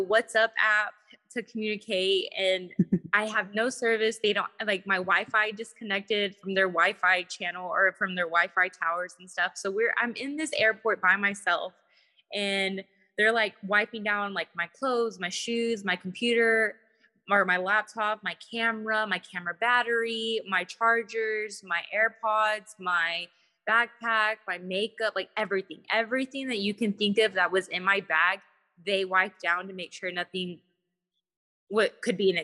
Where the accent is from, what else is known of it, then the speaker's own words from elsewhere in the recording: Texas, United States; I'm from Texas